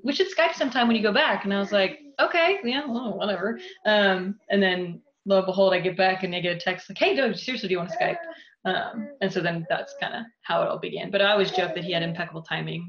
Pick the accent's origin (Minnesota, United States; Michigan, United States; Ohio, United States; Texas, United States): Texas, United States; Dallas; also born or lived in Chicago / California; my family, we moved down to Dallas um, when I was like six months old